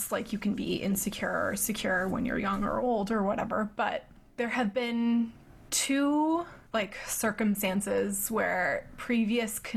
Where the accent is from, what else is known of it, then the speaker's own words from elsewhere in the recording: East of England, United Kingdom; I'm from Essex. I feel like it had to run so Love Island could fly.